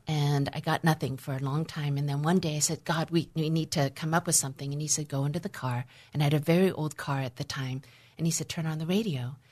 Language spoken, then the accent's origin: English; Vancouver, British Columbia, Canada; also born or lived in Hong Kong; I was born in Hong Kong in 1962. And for a variety of reasons, I was given to my grandparents, my maternal grandparents, to raise me until the age of five and a half, at which time my parents decided to leave and restart and rebuild a life in Vancouver, Canada